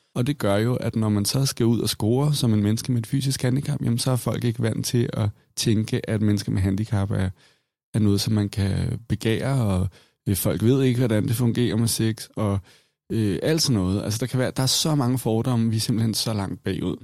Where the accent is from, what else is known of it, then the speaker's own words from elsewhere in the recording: Copenhagen, Capital Region of Denmark, Denmark; jeg er vokset op i København